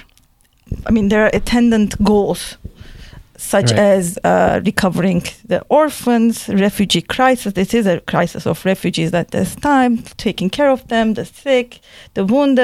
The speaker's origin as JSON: {"language": "English", "country": "Turkey", "tie": "born or raised there", "moved": "as an adult", "lives_now": "United States", "said": "I'm an Armenian from Turkey"}